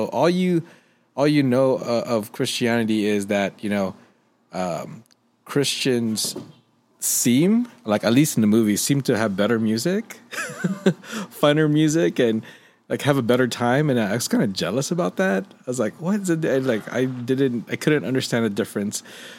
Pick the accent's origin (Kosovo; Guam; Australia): Guam; now in Las Vegas, United States; growing up in Guam, you know, even the locals were mostly Roman Catholic